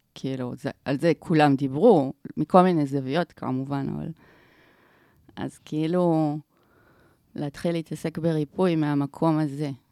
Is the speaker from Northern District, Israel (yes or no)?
no; Omer, Southern District, Israel; now in Tel Aviv, Israel; גדלתי בעומר